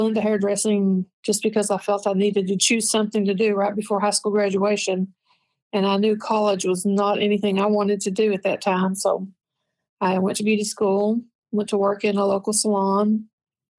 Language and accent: English; Lansing, Tennessee, United States; also born or lived in Central California; I was born and raised in East Tennessee. I grew up and lived most of my life in a town called Lansing